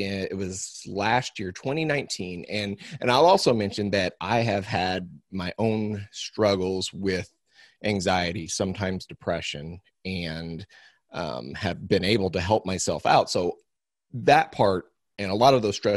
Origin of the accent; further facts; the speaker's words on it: Missouri, United States; I'm from Missouri, and I am I'm third generation cow calf producer